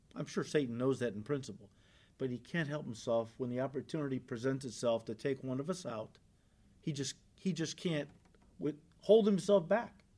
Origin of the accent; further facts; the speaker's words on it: United States; as American Christians